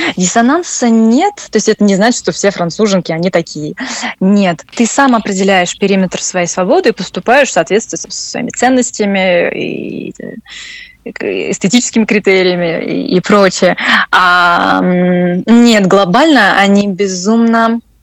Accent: Russia; moved away as an adult; also born or lived in France / Scotland; я родилась в России

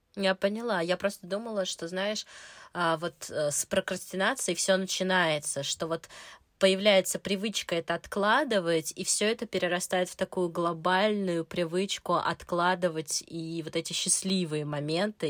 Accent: Moscow, Russia; мне 30 лет, я из Москвы

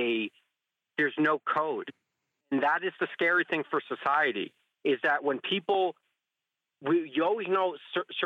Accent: New Jersey, United States; who I grew up with in New Jersey

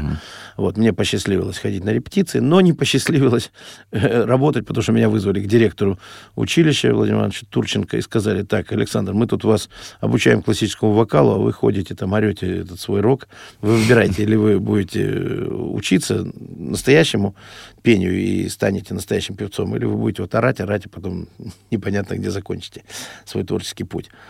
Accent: Urals, Russia; moved away; Я простой мальчишка с Урала, никогда не был за границей.

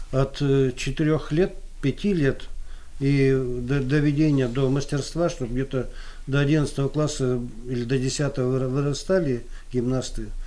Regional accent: Moscow, Russia; Так я из Москвы

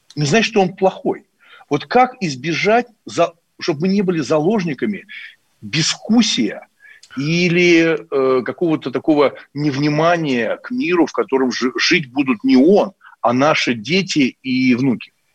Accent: Moscow, Russia; я коренной москвич с большой историей там моей семьи

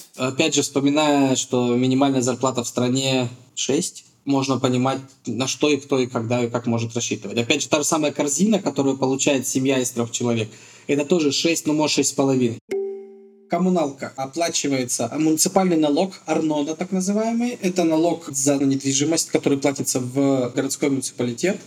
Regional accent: Russia; moved away as an adult; now in Petah Tikva, Israel; нашими понятиями российскими

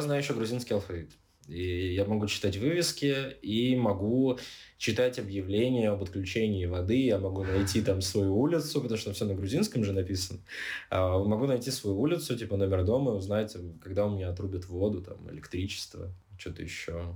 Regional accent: Siberia, Russia; moved away as an adult; also born or lived in Armenia; now in Georgia; я типа из Сибири

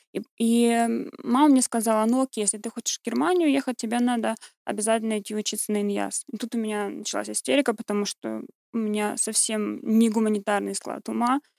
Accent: Kurgan, Kurgan Oblast, Russia; moved away as an adult; also born or lived in Ukraine; now in Germany; родилась на Украине, я чистокровная украинка, но выросла в России

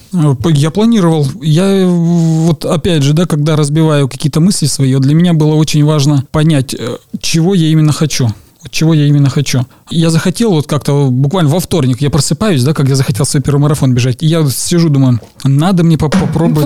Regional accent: Kyrgyzstan; moved away as an adult; now in Russia; уехал из Киргизии? Здесь, здесь, конечно, да, это там, условно назовем, это моя родина, где я родился

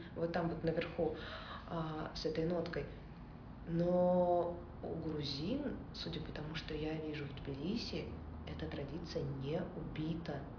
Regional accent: Saint Petersburg, Russia; я из Санкт-Петербурга

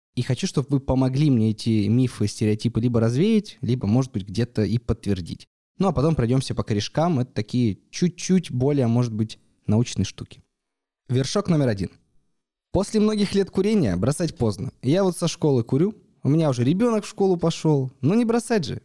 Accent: Yekaterinburg, Sverdlovsk Oblast, Russia; я из Екатеринбурга

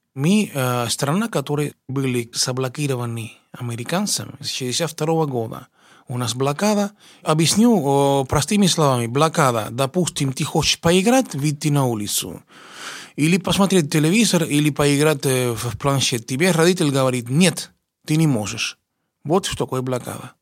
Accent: Cuba; Russian is a second language; moved away as an adult; now in Russia; Приехал я э, из Кубы учиться в консерватории имени Чайковского

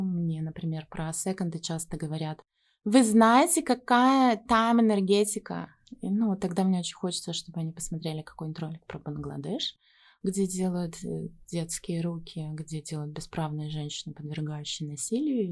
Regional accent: Yekaterinburg, Sverdlovsk Oblast, Russia; moved away; Я сама из Екатеринбурга

